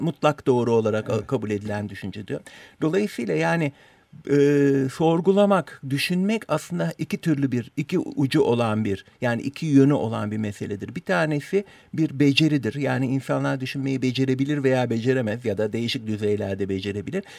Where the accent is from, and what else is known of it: Turkey; first language Turkish